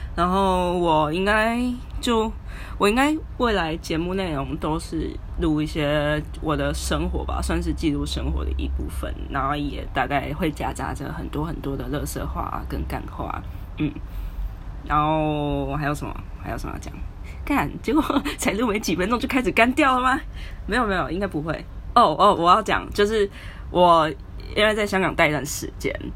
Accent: Taiwan; moved away as an adult; now in Hong Kong; 我是一个在香港的实习仔。哦，我是台湾人啊

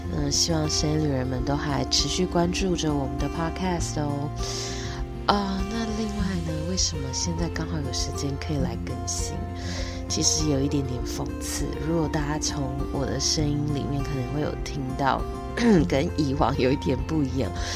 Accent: Taiwan; 我们台湾人

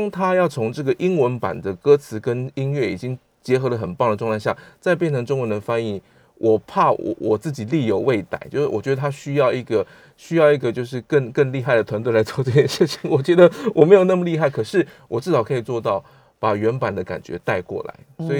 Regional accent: Taiwan; 但是全部都是那个我们在台湾土生土长的。

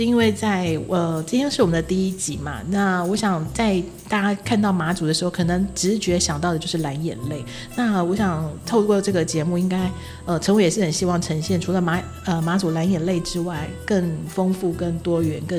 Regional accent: Taiwan; now in Matsu, Taiwan; 其实呃，我我因为我们毕竟都是从台湾跳岛过来的啦，对。

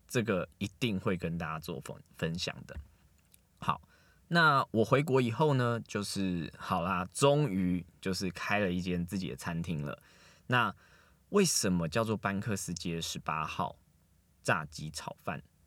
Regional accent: Taiwan; also born or lived in Australia; 四个韩国人跟我一个台湾人

